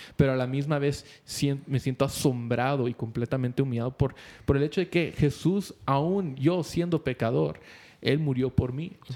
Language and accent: Spanish; Guatemala; somos guatemaltecos